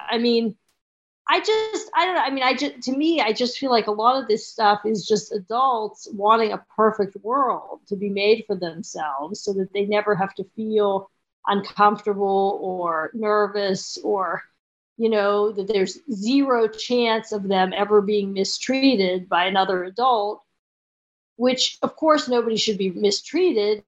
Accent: Pittsburgh, Pennsylvania, United States; I grew up in Pittsburgh

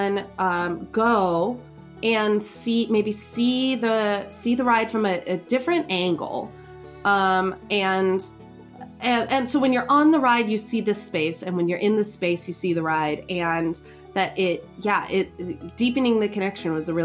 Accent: Southern California, United States; growing up in Southern California

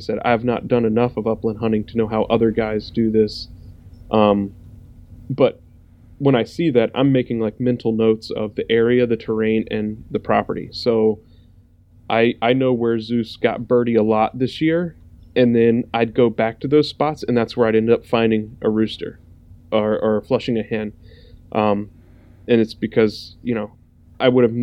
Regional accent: the South, United States; I grew up in the South.

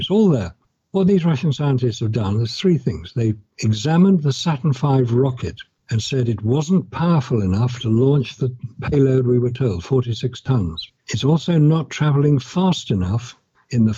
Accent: United Kingdom; I'm British. I've lived in Britain

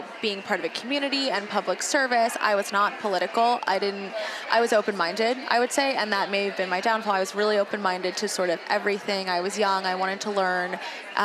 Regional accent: New York City, New York, United States; I'm from New York City originally.

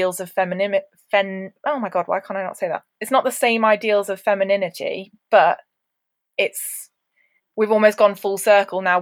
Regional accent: United Kingdom; would we be British

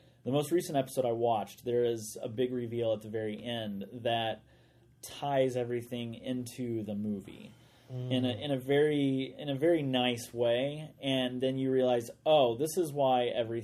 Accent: United States; St. Louis, Missouri, which is like 2 hours from my hometown.

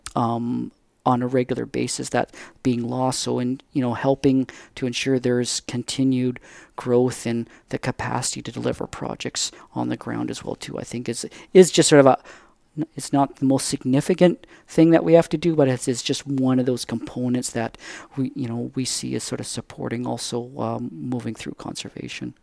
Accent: Surrey, British Columbia, Canada; I grew up just in the Lower Mainland there, just outside, you know, in, in Surrey

